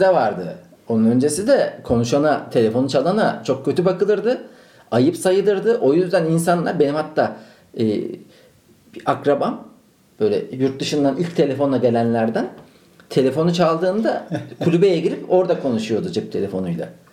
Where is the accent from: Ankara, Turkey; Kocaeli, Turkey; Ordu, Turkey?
Ankara, Turkey; Ankaralıyım ben.